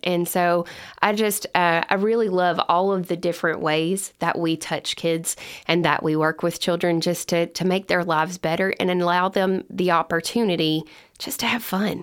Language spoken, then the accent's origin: English; Lebanon, Kentucky, United States; I'm originally from Lebanon, Kentucky, and that's where my family and I live today